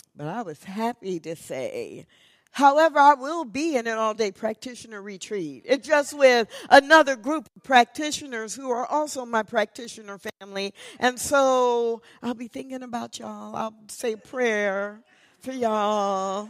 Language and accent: English; Missouri, United States; now in Texas, United States; I grew up in Missouri